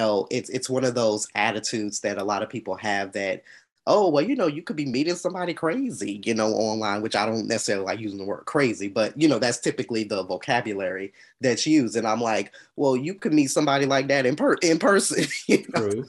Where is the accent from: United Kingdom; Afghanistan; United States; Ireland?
United States; Atlanta, Georgia; I'm from Atlanta, Georgia